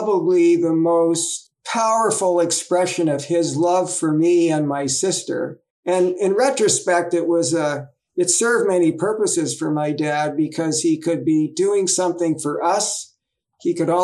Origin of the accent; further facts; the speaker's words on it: Toronto, Ontario, Canada; I was born in 1948 in Toronto, Ontario, Canada, kind of a middle class area, growing up pretty normal